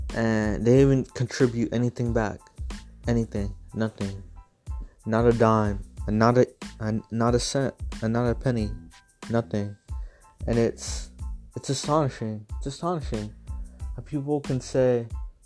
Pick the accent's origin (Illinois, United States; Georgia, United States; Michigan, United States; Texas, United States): Texas, United States; San Antonio; I'm from Texas, San Antonio, to be exact